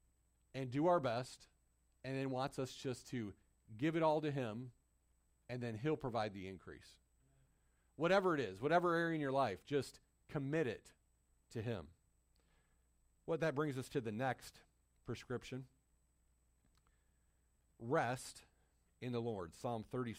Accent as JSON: {"language": "English", "region": "Michigan", "country": "United States", "tie": "born or raised there", "said": "When I was growing up in Michigan, we lived out in the country"}